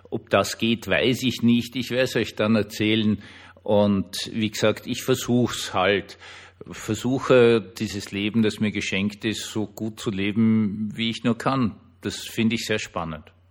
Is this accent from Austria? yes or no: yes; Austria; obwohl eh dann dazu geschrieben, ich bin Österreicher